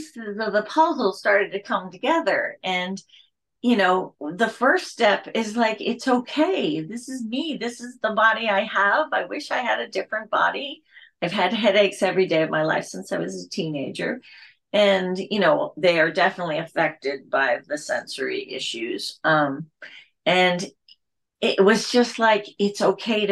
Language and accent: English; Pennsylvania, United States; I grew up in Pennsylvania.